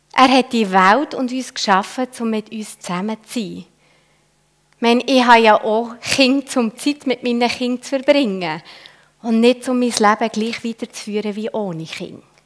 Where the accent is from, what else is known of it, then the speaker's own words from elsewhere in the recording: Switzerland; als Schweizer